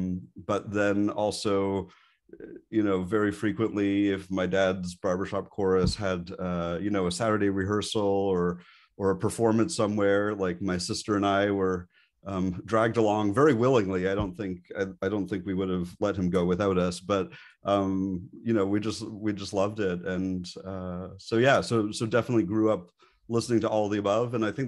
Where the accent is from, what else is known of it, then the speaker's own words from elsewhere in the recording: Montreal, Quebec, Canada; And I grew up in Montreal, Canada. And there is, everybody lives, breathes, and dies hockey there.